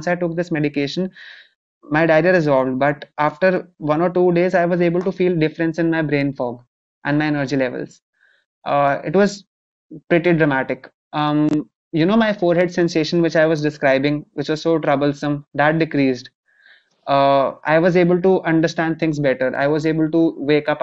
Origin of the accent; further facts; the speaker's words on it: India; I eventually took up psychiatry here in my home country.